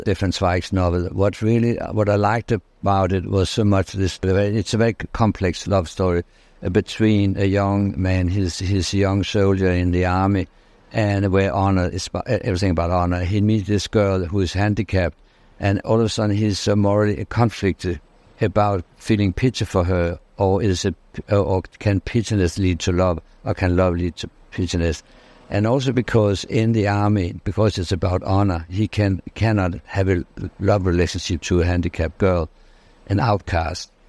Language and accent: English; Denmark; I'm from Denmark, I'm from Scandinavia